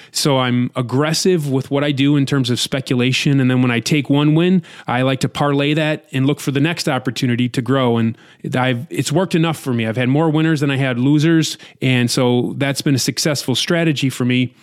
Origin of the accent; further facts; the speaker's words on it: United States; as an American